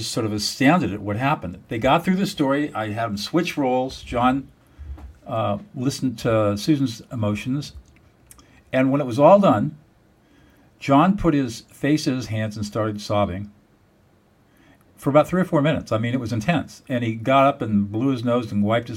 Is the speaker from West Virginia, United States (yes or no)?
no; Southern California, United States; I grew up in Southern California